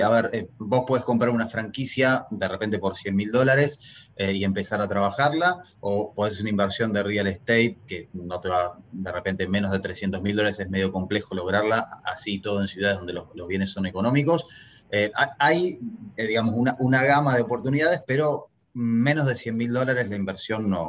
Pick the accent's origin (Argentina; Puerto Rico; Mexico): Argentina; moved away as an adult; yo nací en Argentina, me crié en Argentina